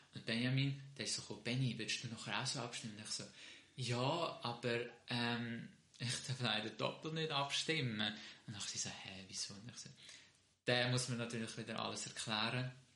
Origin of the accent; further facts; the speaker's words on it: Switzerland; ich fühle mich auch mehr als Schweizer. Ich bin auch hier geboren